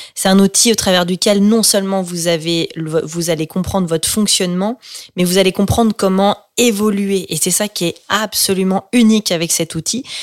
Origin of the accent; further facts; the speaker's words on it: France; moved away; also born or lived in Switzerland; J'étais dans une école en Suisse, et donc moi je suis française.